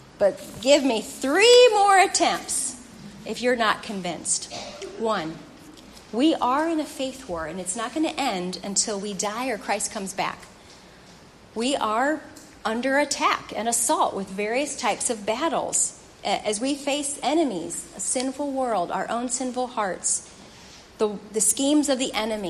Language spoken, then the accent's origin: English; St. Louis, Missouri, United States; That's my hometown.